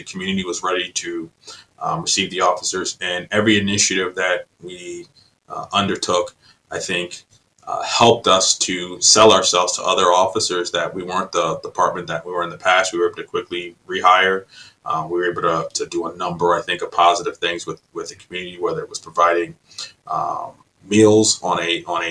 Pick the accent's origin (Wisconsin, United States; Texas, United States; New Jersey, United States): New Jersey, United States; Vineland; moved away as an adult; also born or lived in North Carolina / Kalamazoo, Michigan / Maryland; now in California, United States; I grew up outside of Atlantic City in Vineland, New Jersey